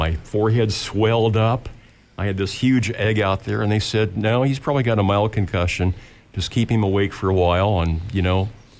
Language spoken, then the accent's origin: English; Lincoln, Nebraska, United States; I grew up here in South Lincoln